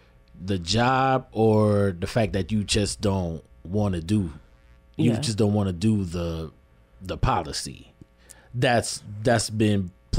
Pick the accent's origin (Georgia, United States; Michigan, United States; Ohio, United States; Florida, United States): Michigan, United States; Lansing; And basically, like, my background, born and raised here, Lansing, Michigan. Live over there. I grew up over there on No Net. That's right off of Wise Road.